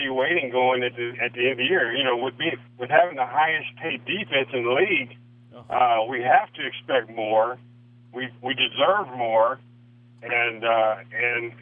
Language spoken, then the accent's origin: English; Missouri, United States; moved away as an adult; also born or lived in Canada / Cleveland; I grew up in Missouri